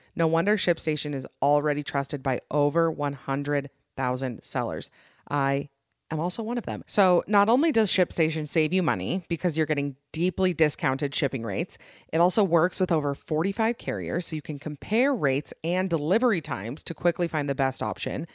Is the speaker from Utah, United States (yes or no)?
yes; Utah, United States; I'm from Utah